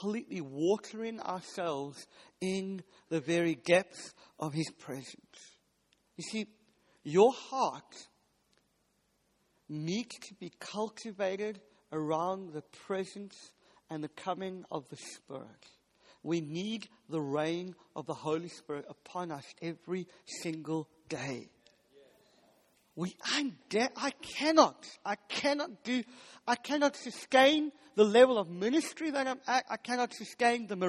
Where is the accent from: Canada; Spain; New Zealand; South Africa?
South Africa; now in United Kingdom; I'm from South Africa, and we do meat really good. We have what's called a braai